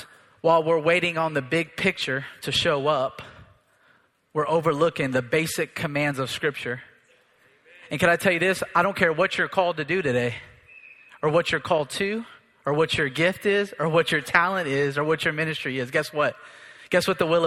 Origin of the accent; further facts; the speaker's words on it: United States; I'm an American too